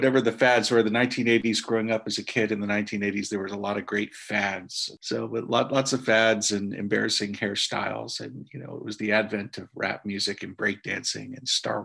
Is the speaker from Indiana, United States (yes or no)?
yes; Indiana, United States; growing up in Indiana in a Catholic home